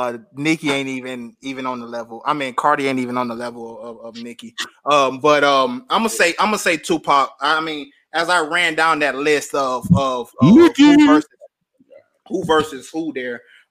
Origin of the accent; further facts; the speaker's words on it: the South, United States; And I'm from the South, so I'm gonna say T.I.